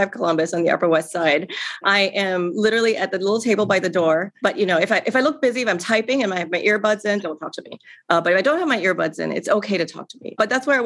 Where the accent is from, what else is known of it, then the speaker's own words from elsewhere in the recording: Singapore; moved away as an adult; now in New York City, United States; I grew up in Singapore in a very traditional Chinese family